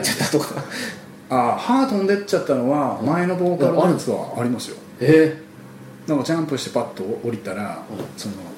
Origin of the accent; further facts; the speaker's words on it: Kutchan, Hokkaido, Japan; moved away as an adult; now in Tokyo, Japan; あのうちの田舎北海道の倶知安町の時はやっぱり田舎だから